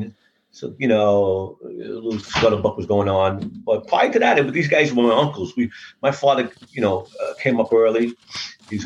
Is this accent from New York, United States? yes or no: yes; New York City, New York, United States; I was born in Red Hook, Brooklyn in the 50s. I come from Court Street. I lived there for many, many, many years. I was brought up down there.